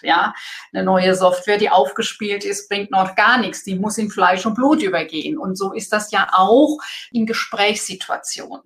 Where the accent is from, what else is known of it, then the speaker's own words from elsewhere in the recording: Germany; bei uns in Deutschland